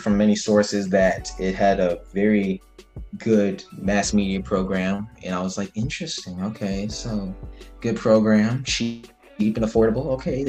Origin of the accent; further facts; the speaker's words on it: Hartwell, Georgia, United States; moved away as an adult; now in Valdosta, United States; I'm from Hartwell, Georgia. It's in Northeast Georgia. I graduated in 2017 from Hart County High School, and I started going to Valdosta State University in August 2017.